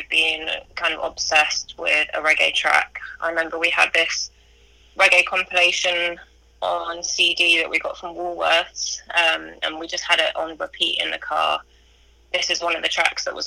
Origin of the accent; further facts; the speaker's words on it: London, United Kingdom; I was born in London, in northeast London.